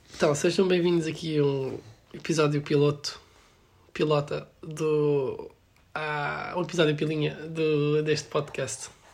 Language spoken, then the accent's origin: Portuguese; Alenquer, Lisbon, Portugal; moved away; tenho vinte e um anos e venho de Alenquer